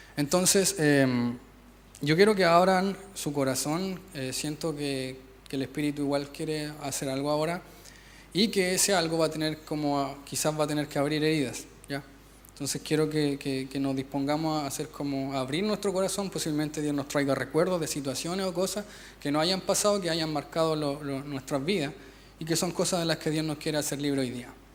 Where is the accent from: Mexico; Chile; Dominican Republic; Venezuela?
Chile; nosotros somos los villanos de Latinoamérica